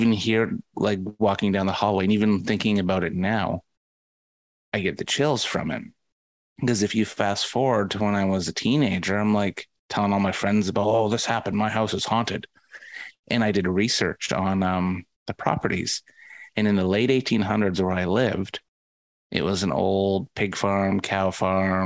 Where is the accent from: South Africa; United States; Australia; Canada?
Canada; Vancouver, British Columbia; I'm from Vancouver.